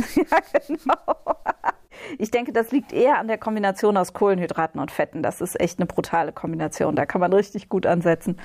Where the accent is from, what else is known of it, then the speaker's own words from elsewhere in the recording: Hesse, Germany; moved away; also born or lived in Berlin; in Hessen, ich komme ja aus Hessen ursprünglich, da sagt man verkleppern.